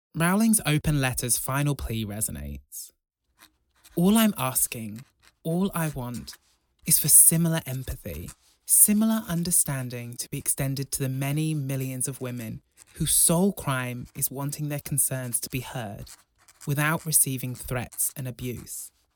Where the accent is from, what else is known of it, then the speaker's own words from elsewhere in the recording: Broughton, Wales, United Kingdom; Growing up in Broughton, the largest village in Europe